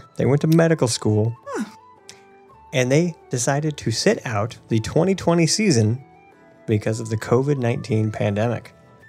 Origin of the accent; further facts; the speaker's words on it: Illinois, United States; moved away; also born or lived in California; technically, Indianapolis Colts was actually closer to my hometown in Illinois than Chicago.